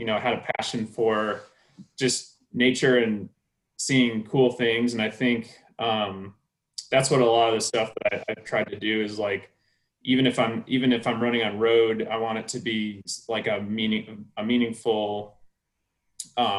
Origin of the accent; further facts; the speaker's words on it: Iowa, United States; When I was a kid, I grew up in Iowa, where it's like flat and cornfields and there's no mountains.